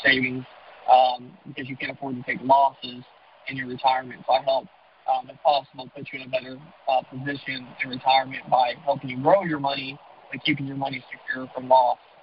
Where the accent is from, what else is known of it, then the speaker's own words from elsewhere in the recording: Charleston, South Carolina, United States; moved away as an adult; also born or lived in Virginia Beach, Virginia / Atlanta, Georgia; being in Charlotte got me closer to my hometown in Charleston, South Carolina